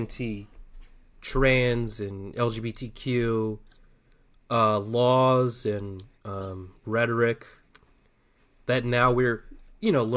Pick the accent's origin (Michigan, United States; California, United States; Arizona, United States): Arizona, United States; I'm from Arizona